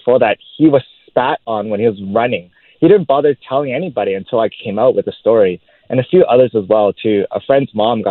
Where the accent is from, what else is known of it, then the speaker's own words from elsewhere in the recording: Vancouver, British Columbia, Canada; I grew up in Vancouver